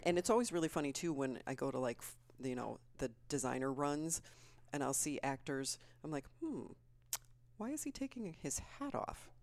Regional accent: Plainfield, Illinois, United States; also born or lived in Aurora, Colorado; I grew up in Plainfield, Illinois

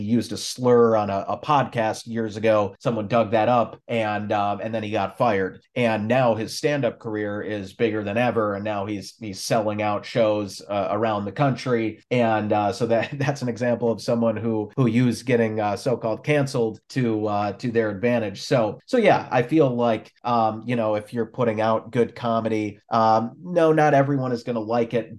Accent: Minnesota, United States; I grew up up there in Minnesota

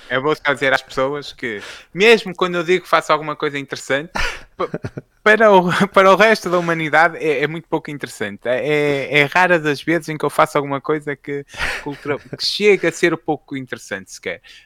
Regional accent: Fafe, Norte, Portugal; eu sou de Faf, né? acho que eh, quem não souber fica a saber, até, mas que pelo sotaque notava-se

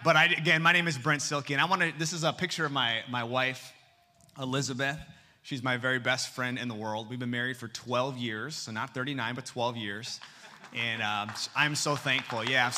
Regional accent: Seoul, South Korea; born there; I was born in Seoul, South Korea in 1986.

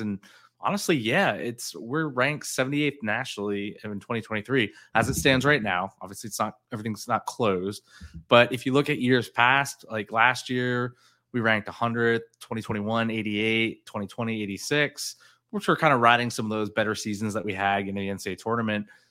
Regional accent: South Florida, United States; growing up in South Florida, you went to Florida, Florida State

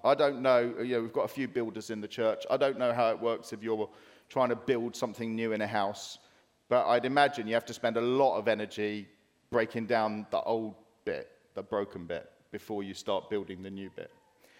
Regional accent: Dartford, South East England, United Kingdom; But I'm only from Dartford. Nothing good comes from Dartford, right?

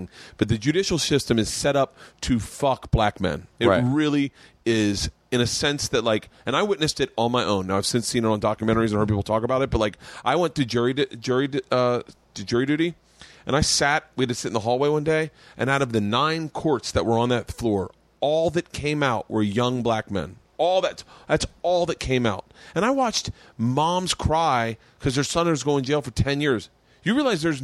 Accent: the South, United States; moved away; I grew up in the South

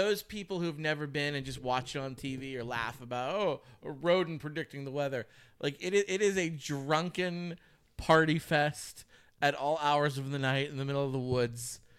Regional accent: Pennsylvania, United States; we're from Pennsylvania.

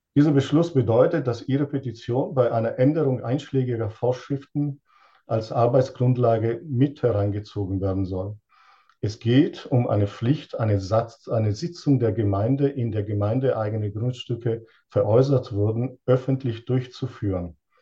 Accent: Italy; now in Lonnerstadt, Germany; Ich bin ursprünglich äh, aus Italien und lebe seit 38 Jahren in Deutschland

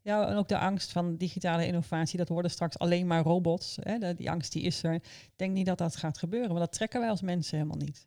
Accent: Almelo, Overijssel, Netherlands; Ik ben opgegroeid in Almelo, helemaal aan de buitenrand

